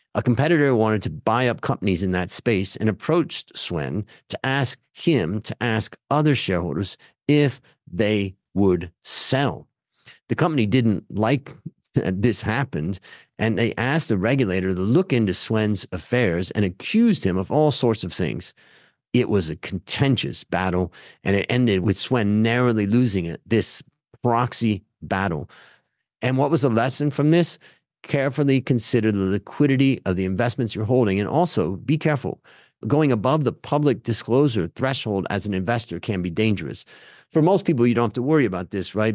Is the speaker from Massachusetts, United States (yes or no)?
no; Hudson, Ohio, United States; where I grew up in Hudson, Ohio